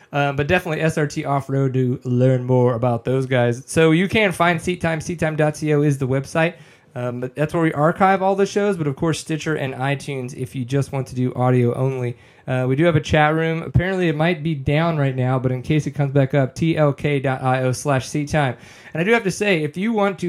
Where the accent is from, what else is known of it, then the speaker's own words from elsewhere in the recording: New Orleans, Louisiana, United States; we're from New Orleans